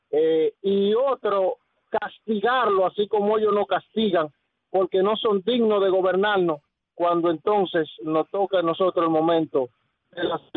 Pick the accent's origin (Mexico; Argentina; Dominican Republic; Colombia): Dominican Republic; nosotros como pueblo dominicano tenemos dos formas, nosotros los dominicanos de resolver esta situación